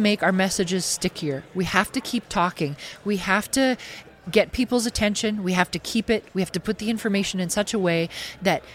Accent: Saskatchewan, Canada; I was born here in Saskatchewan, raised here in Saskatchewan.

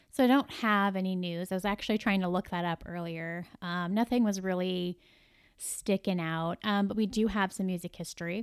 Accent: Midwest, United States; I'm a Midwesterner

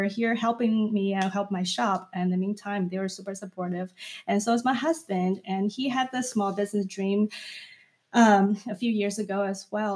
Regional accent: China; moved away as an adult; now in United States; when I came to United States to study when I was 20 from China

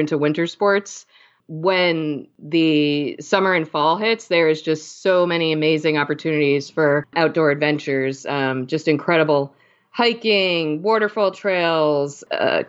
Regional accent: New Jersey, United States; also born or lived in Pittsburgh, Pennsylvania; now in Syracuse, United States; I'm originally from New Jersey, right outside of New York City.

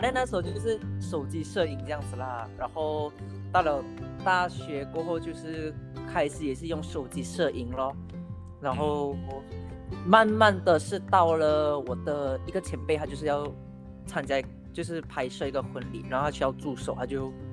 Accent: George Town, Penang, Malaysia; moved away as an adult; also born or lived in southern Malaysia; now in southern Peninsular Malaysia, Malaysia; 我本身是冰城人，然后现在我是在香港工作

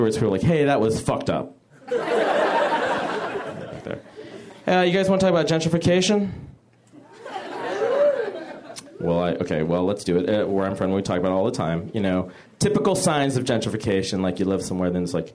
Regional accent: San Francisco, California, United States; I am from the Bay Area, where we don't really have an entertainment industry

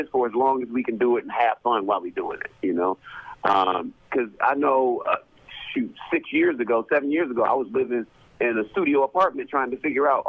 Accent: Detroit, Michigan, United States; moved away; back in Detroit, I'm from Detroit.

